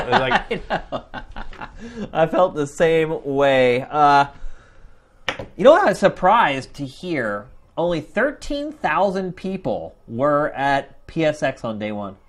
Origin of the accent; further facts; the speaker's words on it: Philadelphia, Pennsylvania, United States; moved away as an adult; I was from Philadelphia, so you know Philly's crazy